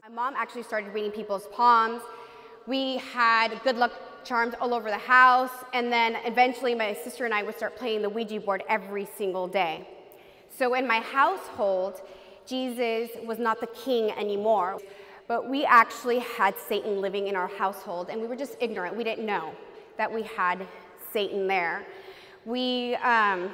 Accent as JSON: {"language": "English", "region": "California", "country": "United States", "tie": "born or raised there", "said": "I was born in California, and my parents are from Mexico"}